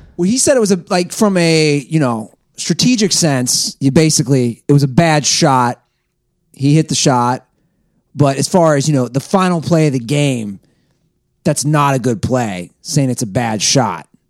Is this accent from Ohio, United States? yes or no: yes; Ohio, United States; now in Venice Beach, California, United States; I left Ohio